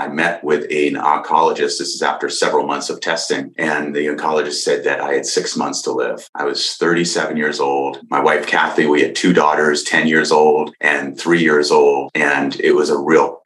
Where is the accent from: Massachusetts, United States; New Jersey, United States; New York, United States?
Massachusetts, United States; Boston; moved away as an adult; now in California, United States; I grew up in Boston, moved to California in 95